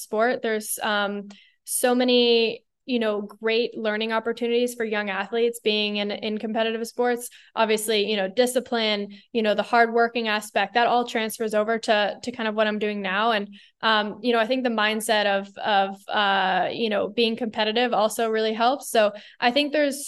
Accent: Bay Area, Northern California, United States; growing up in the Bay Area in Northern California, I was immersed in Silicon Valley

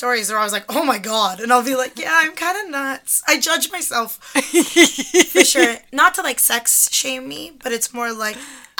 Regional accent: Toronto, Ontario, Canada; because I grew up in Toronto.

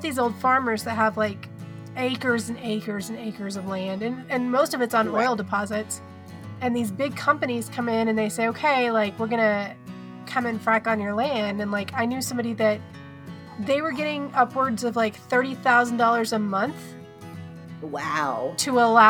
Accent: Oklahoma, United States; moved away as an adult; now in Colorado, United States; I'm from Oklahoma, and I lived there the majority of my life

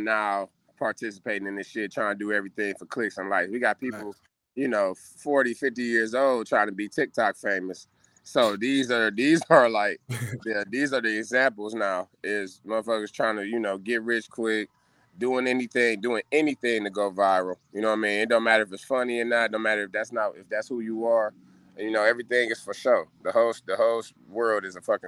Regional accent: Cleveland, Ohio, United States; I'm from 156 St. Clair, Cleveland, Ohio

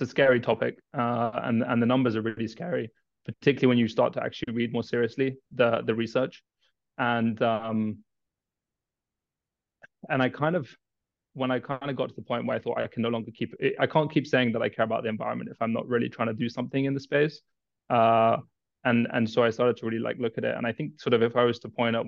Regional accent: Kenya; moved away as an adult; I was born in Kenya, raised in Kenya. I lived there most of my life.

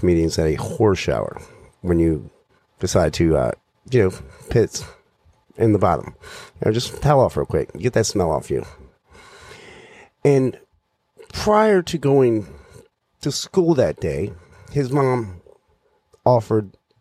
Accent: Danville, Virginia, United States; now in Maryland, United States; So, I grew up in Danville, Virginia. It's in southwestern Virginia, right next to North Carolina.

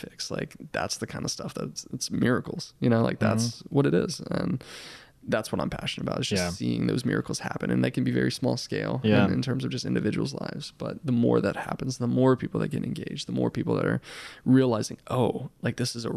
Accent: Mississippi, United States; I wouldn't be passionate about the things that I'm passionate about if it weren't for Mississippi

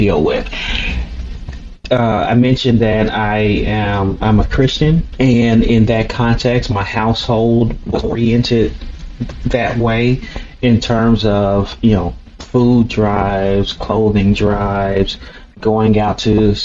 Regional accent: Chicago, Illinois, United States; growing up in Chicago, especially during the 80s and 90s

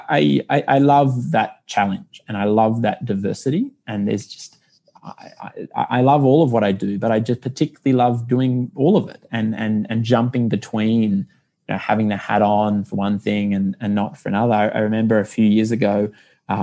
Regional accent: Canberra, Australian Capital Territory, Australia; moved away; I'm from Canberra originally.

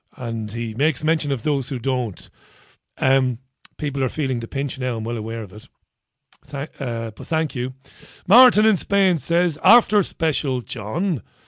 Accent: Ireland; now in United Kingdom; I'm an Irish one

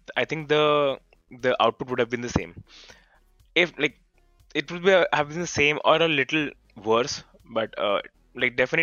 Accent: India; So I'm from India

